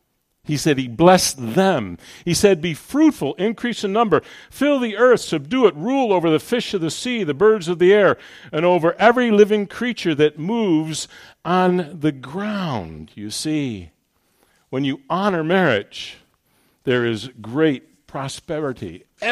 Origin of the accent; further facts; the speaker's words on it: New York, United States; This is Ohio. You're all conservative here. I come from New York.